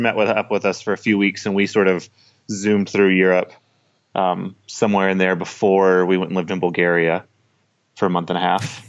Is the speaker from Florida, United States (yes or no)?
no; Las Cruces, New Mexico, United States; Las Cruces, New Mexico, about three hours south of Albuquerque on the border